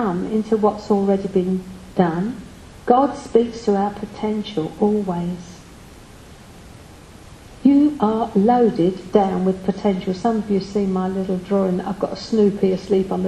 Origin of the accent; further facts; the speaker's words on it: United Kingdom; we are British.